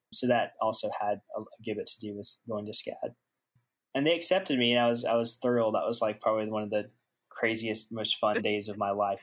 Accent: Aiken, South Carolina, United States; moved away as an adult; I'm a Southern boy at heart and uh, actually born and raised. Uh, I am from South Carolina, Aiken, South Carolina.

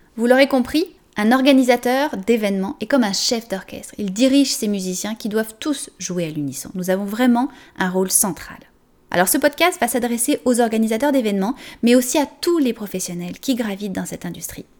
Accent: France; accent: French; moved away as an adult; now in Canada; française d'origine, vous l'entendez sûrement dans mon accent, et je suis arrivée il y a 17 ans environ au Canada

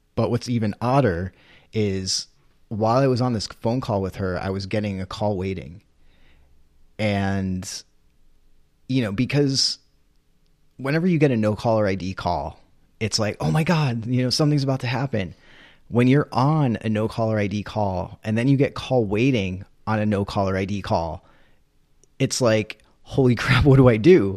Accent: New England, United States; growing up in New England

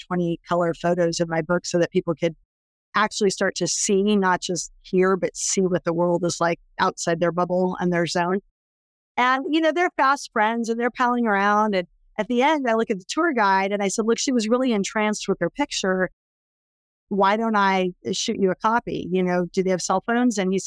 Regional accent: California, United States; I was born in California

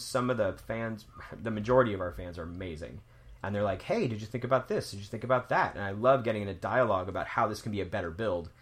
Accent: the South, United States; when I was growing up in the South

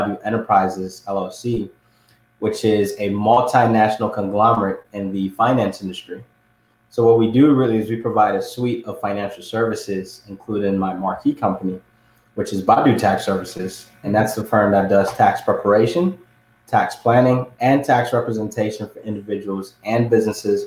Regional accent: Ghana; moved away; I was born and raised in Ghana, which is on the west side of Africa.

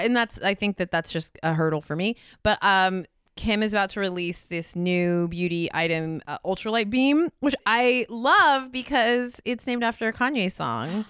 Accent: California, United States; as a Californian

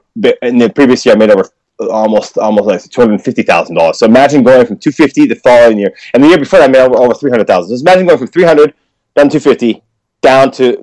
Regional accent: United States; now in Japan; I mean, I no offense, but I know I'm American. I have a U.S. passport and I still support America. I'm happy to go back and visit.

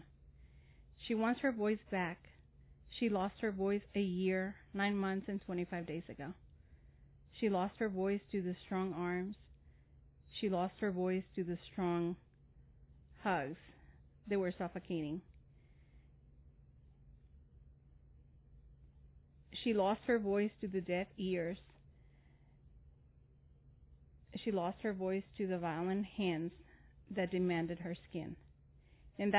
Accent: Mexico; now in Owensboro, United States; I'm originally from Mexico, so bilingual.

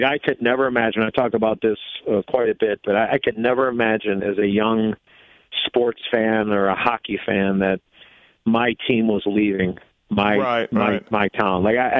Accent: Chicago, Illinois, United States; I played against him as a growing up in Chicago

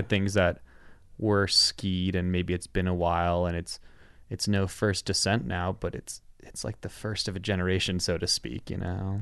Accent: outside of Cleveland, Ohio, United States; moved away; I'm from Ohio

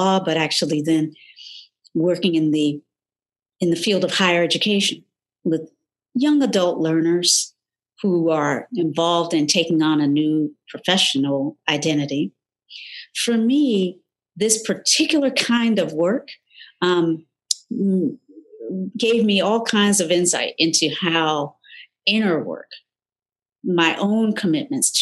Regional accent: North Carolina, United States; moved away; Born in the South, North Carolina to be specific, in a still segregated, predominantly, almost exclusively Black community

